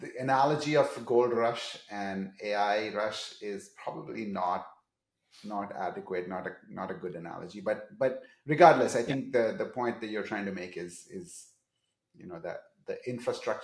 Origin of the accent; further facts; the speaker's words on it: Seattle, Washington, United States; I'm from Seattle.